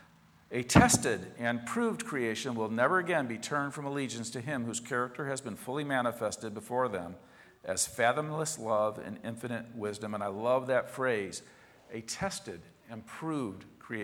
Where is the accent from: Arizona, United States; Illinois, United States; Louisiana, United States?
Illinois, United States; Chicago; the neighborhood I grew up in Southwest Chicago